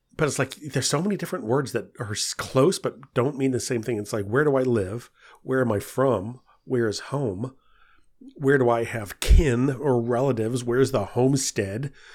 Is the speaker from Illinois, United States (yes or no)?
no; St. Louis, Missouri, United States; moved away as an adult; also born or lived in Northern Virginia; now in Virginia, United States; I was born and raised in Missouri